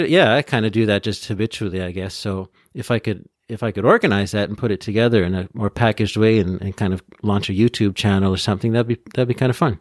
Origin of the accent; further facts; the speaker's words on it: Peterborough, Ontario, Canada; also born or lived in Vancouver / Trois-Rivières area, Quebec; now in Gatineau, Canada; originally I'm from, uh, uh, Peterborough, which is in Ontario between Toronto and, uh, Ottawa